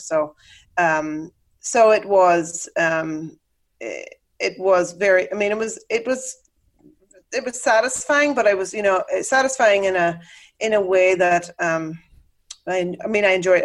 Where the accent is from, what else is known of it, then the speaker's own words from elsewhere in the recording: Northern Ireland, United Kingdom; accent: Irish brogue; moved away as an adult; also born or lived in Dublin, Ireland; now in Chicago, United States; I grew up in Northern Ireland, which is technically ah, part ah, of the okay. UK